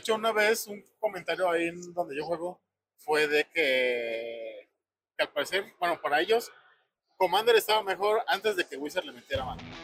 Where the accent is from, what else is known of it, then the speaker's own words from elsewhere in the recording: a municipality of Aguascalientes, Mexico; Es que yo no soy de Aguascalientes, pero soy de un municipio de Aguascalientes